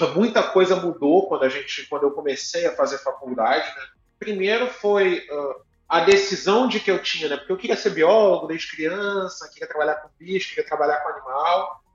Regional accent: Duque de Caxias, Rio de Janeiro, Brazil; eu nasci em Duque de Caxias, no Rio de Janeiro, então Legal. da Baixada Fluminense

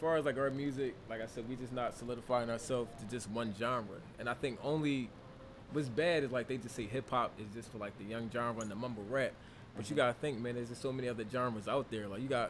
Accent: Philadelphia, Pennsylvania, United States; we come from Southwest, you know, like that area.

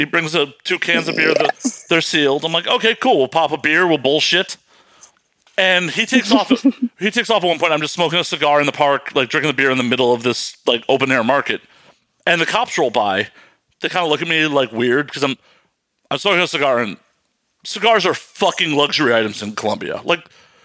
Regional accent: United States

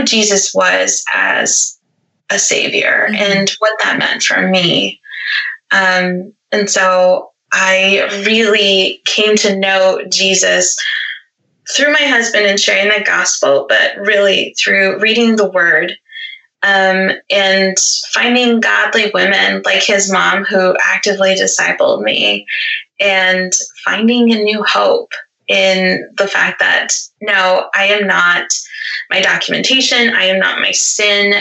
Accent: the South, United States; I grew up in the South too

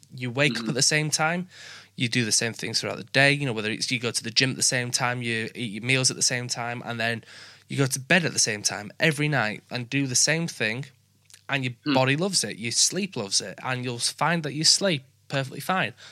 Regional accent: Yorkshire and the Humber, United Kingdom; accent: Yorkshire; Yorkshire people, where we just talk normal

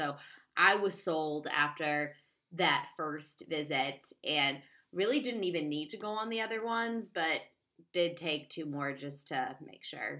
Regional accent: Seattle, Washington, United States; now in Washington, United States; Like, I came from Seattle, which is, if anyone's been there, it is incredibly laid back

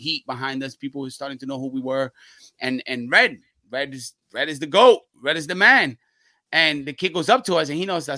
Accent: New York, United States; also born or lived in Puerto Rico; We're from New York.

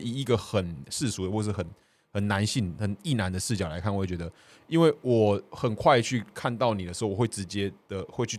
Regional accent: Kaohsiung, Taiwan; 哦，我是高雄人，我呃市长我投的有上啊，市议员投的没有没有上

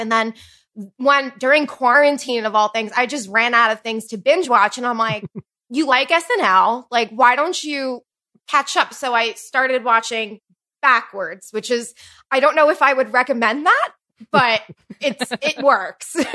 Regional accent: New York City, New York, United States; I'm originally from Staten Island

